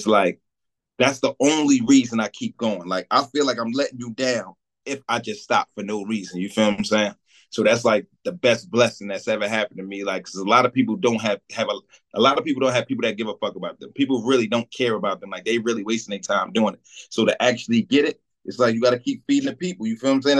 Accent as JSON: {"language": "English", "town": "Jersey City", "region": "New Jersey", "country": "United States", "said": "I'm from Stegman Street in Jersey City."}